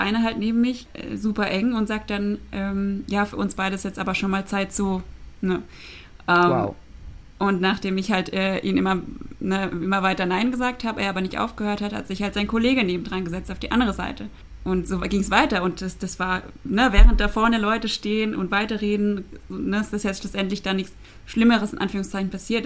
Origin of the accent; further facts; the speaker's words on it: Baden-Württemberg, Germany; ich komme auch aus dem Dorf, wir kommen beide aus Baden-Württemberg